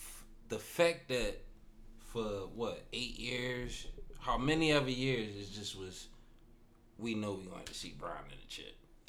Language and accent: English; Philadelphia, Pennsylvania, United States; I'm from Philly.